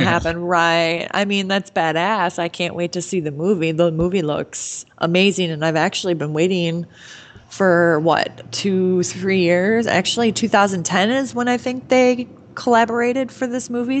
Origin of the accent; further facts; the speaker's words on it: near Livonia, Michigan, United States; It wasn't even 10 miles from my house and I had no clue that Eminem or Jake Gyllenhaal were within the vicinity of my hometown